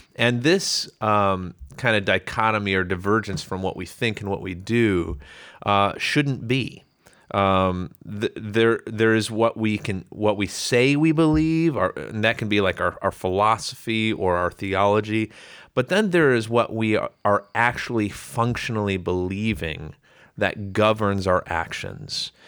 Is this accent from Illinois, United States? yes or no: yes; Chicago, Illinois, United States; I, um, grew up suburbs of Chicago